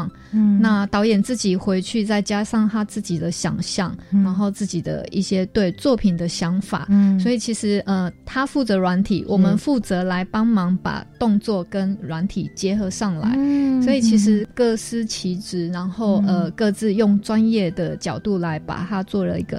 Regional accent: Taiwan; 可能我们台湾人对于呃刺激感的追求会比较要求，

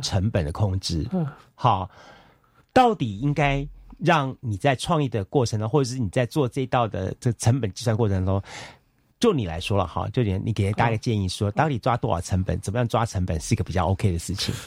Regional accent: Taiwan; 我们台湾这边

